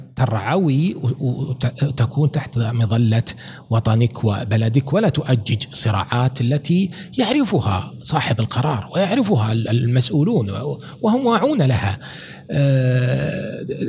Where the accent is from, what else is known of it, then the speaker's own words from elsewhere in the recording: Saudi Arabia; انا من المملكه العربيه السعوديه